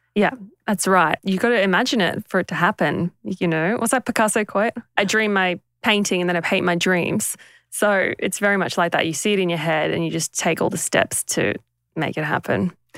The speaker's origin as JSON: {"language": "English", "country": "Papua New Guinea", "tie": "born or raised there", "moved": "yes", "said": "we grew up in Papua New Guinea"}